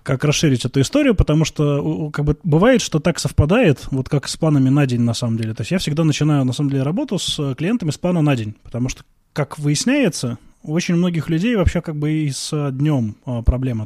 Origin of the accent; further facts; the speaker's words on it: Veliky Novgorod, Novgorod Oblast, Russia; moved away as an adult; now in Moscow, Russia; я родился в Великом Новгороде, очень долго там жил, вот только недавно перебрался в Москву.